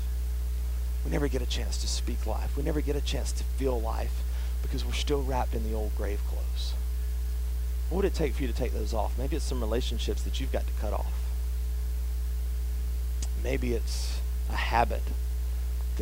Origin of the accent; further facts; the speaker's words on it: the South, United States; accent: southern; my southern accent